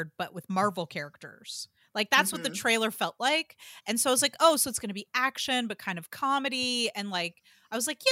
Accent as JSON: {"language": "English", "town": "Atlanta", "region": "Georgia", "country": "United States", "tie": "born or raised there", "said": "I love my hometown"}